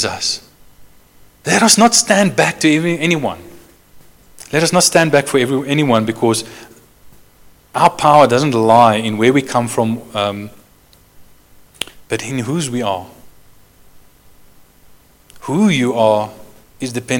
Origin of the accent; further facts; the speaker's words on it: Johannesburg, Gauteng, South Africa; I come from Joburg, the biggest city in South Africa.